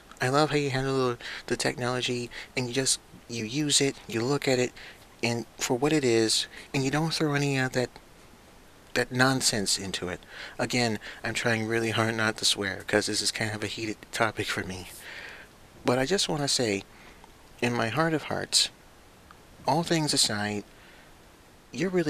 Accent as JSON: {"language": "English", "country": "United States", "tie": "born or raised there", "said": "I was born and raised in the United States"}